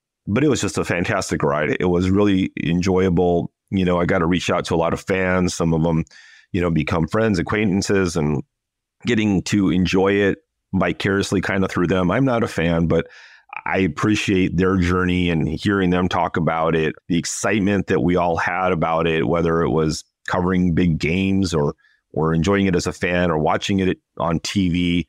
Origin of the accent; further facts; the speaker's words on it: California, United States; I grew up about 10 minutes from the original In-N-Out store in Baldwin Park.